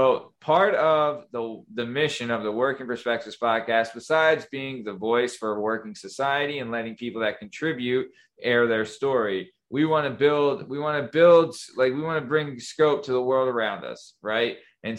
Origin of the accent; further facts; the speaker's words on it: New England, United States; I'm from New England.